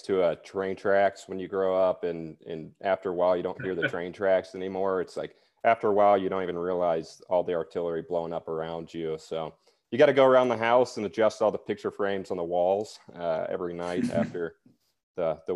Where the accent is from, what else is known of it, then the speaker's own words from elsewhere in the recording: Greenville, South Carolina, United States; moved away as an adult; also born or lived in Charleston, South Carolina; originally I'm from South Carolina, born and raised in Greenville.